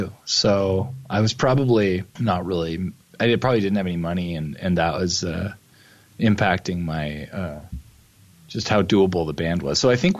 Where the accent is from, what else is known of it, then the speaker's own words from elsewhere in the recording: Toronto, Ontario, Canada; Yes. Toronto, Ontario, Canada.